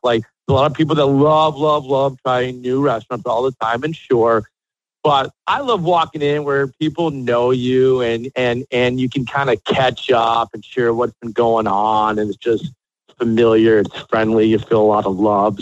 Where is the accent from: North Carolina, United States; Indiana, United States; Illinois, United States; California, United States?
Illinois, United States; Chicago; moved away as an adult; also born or lived in Miami, Florida; now in Miami Beach, United States; I'm born and raised in Chicago.